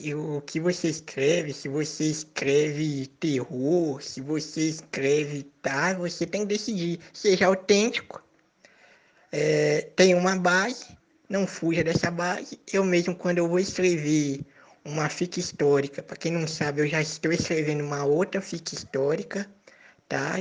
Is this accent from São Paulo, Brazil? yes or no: no; a small town in eastern Minas Gerais, Brazil; also born or lived in Jampruca / Varginha; eu sou de uma cidadezinha pequena do leste de Minas